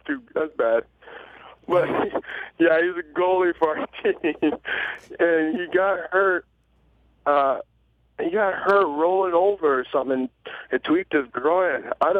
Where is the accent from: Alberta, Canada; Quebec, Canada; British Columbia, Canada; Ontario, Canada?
Ontario, Canada; Toronto; I'm still from Scarborough